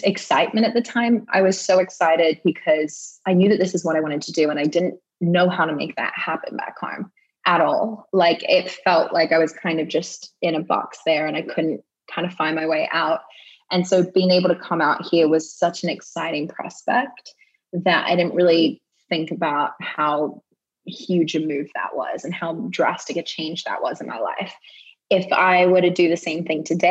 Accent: Australia; moved away as an adult; now in West Hollywood, United States; the longest amount of time I've spent in Australia since I left when I was 18

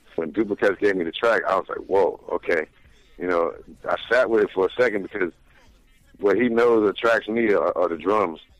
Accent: New Jersey, United States; we from Jersey

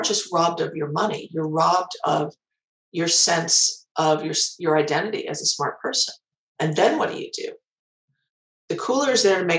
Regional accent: Chicago, Illinois, United States; my hometown of Chicago

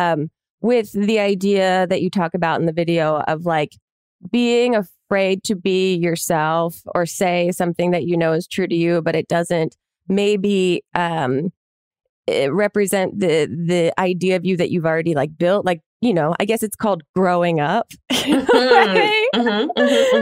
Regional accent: New Jersey, United States; I'm from New Jersey

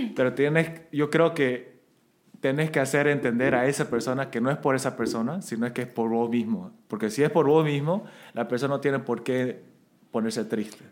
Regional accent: Santa Cruz, Bolivia; accent: camba; also born or lived in South Korea; estoy hablando como cambísima

